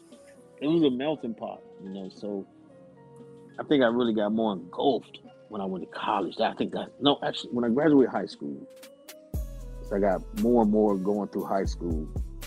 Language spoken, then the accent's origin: English; Killeen, Texas, United States; Growing up there, it's like it's a melting pot.